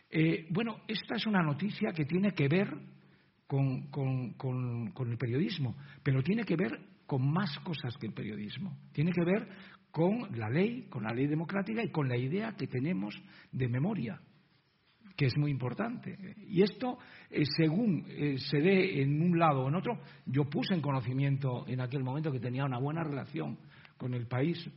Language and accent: Spanish; Izagres, Castile and León, Spain; exhumados en el pueblo de Izagres, mi tierra, León